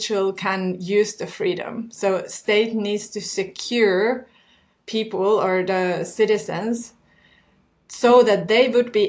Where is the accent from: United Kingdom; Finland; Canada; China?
Finland; I come from Finland and I never lived in any other Nordic country